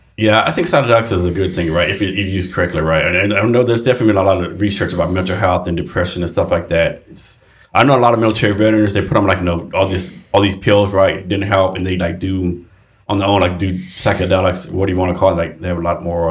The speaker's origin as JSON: {"language": "English", "region": "Texas", "country": "United States", "said": "I'm from Texas"}